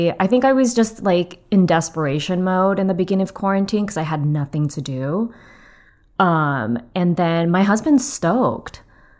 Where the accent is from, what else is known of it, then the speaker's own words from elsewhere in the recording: Torrance, California, United States; In Torrance. Okay. Do you know where that is?